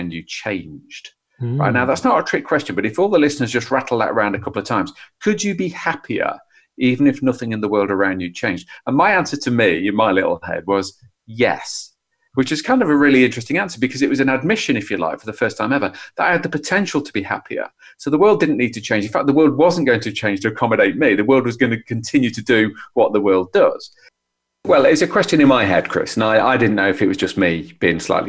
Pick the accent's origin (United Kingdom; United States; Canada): United Kingdom; as a Brit